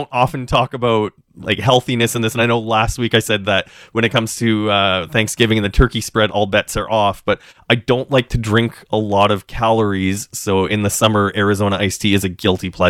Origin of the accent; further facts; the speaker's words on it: Saskatchewan, Canada; now in Toronto, Canada; when I was growing up in Saskatchewan